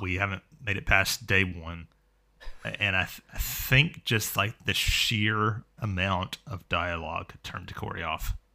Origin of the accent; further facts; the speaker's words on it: United States; also born or lived in Florida; I am an American. I live in Florida